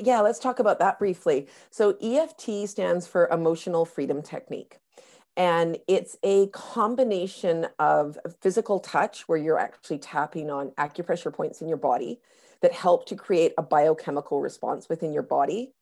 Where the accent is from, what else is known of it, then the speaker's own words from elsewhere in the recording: North Vancouver, British Columbia, Canada; in my hometown of, of North Vancouver right now